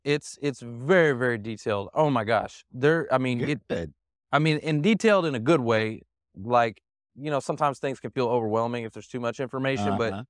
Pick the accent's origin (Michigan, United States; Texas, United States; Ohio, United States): Texas, United States; Dallas; I was born and raised here in Dallas, and nobody's from Dallas.